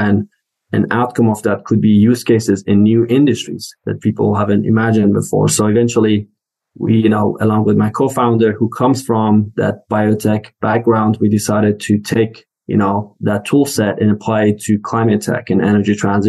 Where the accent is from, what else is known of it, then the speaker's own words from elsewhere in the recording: Iran; English is a second language; now in United States; I moved to US from Iran in 2008.